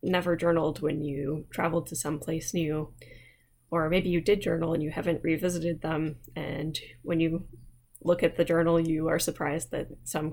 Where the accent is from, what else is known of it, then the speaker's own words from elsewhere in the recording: United States; accent: American; my accent is not good, not to mention it's very American